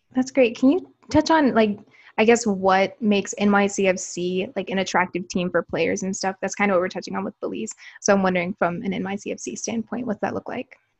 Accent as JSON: {"language": "English", "region": "Alabama", "country": "United States", "tie": "born or raised there", "also_born_or_lived": "New York City", "moved": "as an adult", "said": "growing up in Alabama"}